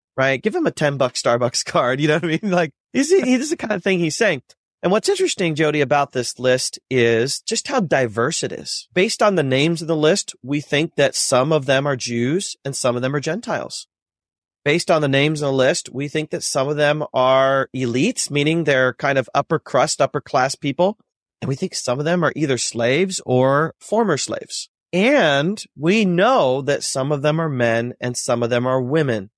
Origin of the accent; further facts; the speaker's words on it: North Central Ohio near Cleveland, United States; I was born and raised in North Central Ohio near Cleveland